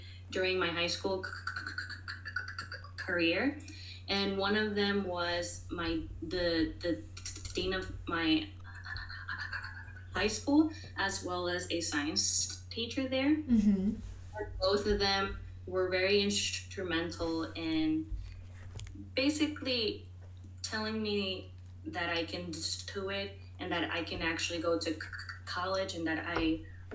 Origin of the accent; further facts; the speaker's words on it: New York City, New York, United States; I was born and raised in New York City